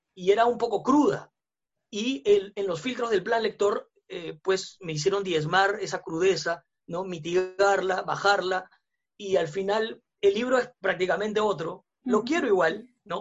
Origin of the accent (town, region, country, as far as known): Peru